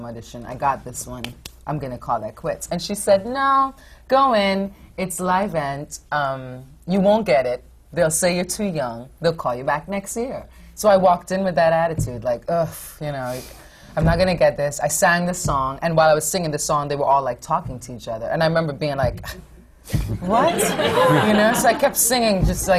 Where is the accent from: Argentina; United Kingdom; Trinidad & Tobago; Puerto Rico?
Trinidad & Tobago; moved away; also born or lived in Fort Wayne, Indiana; I grew up in the Caribbean in Trinidad.